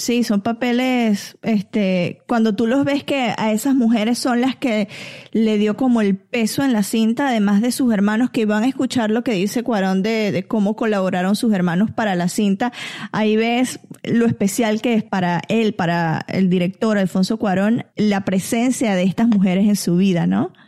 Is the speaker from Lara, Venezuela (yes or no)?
yes; Barquisimeto, Lara, Venezuela; moved away; en Venezuela teníamos a, señoras que nos iban a ayudar a la casa también